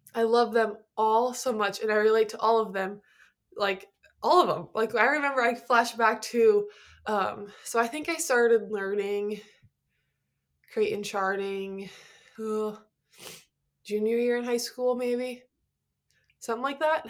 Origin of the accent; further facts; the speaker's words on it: Nebraska, United States; I'm from Nebraska